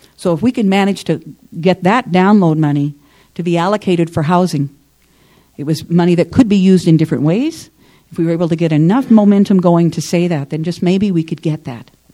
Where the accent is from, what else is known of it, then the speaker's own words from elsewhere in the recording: Southern Illinois, United States; now in Ottawa, Canada; I'm from Southern Illinois originally, and in Southern Illinois, you, I grew up in the rural area